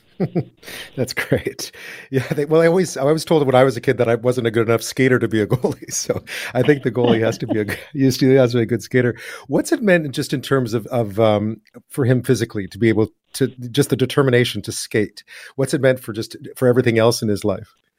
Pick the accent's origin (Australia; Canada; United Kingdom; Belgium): Canada; Montreal, Quebec; I'm from Montreal.